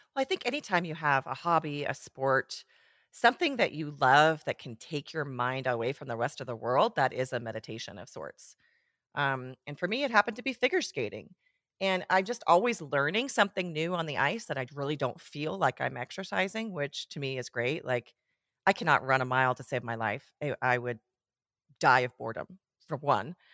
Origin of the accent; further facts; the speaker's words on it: Switzerland; moved away as an adult; also born or lived in Portland, Oregon; now in Bend, United States; I grew up in Switzerland